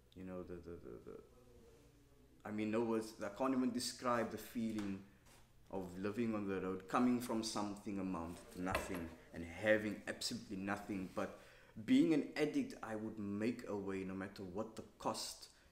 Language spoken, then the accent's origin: English; Cape Town, Western Cape, South Africa; I grew up in Cape Town